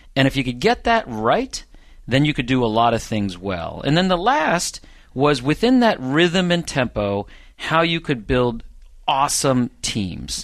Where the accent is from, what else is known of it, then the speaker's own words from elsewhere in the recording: Norristown, Pennsylvania, United States; I grew up in a suburb of Philadelphia, Pennsylvania, Norristown, Pennsylvania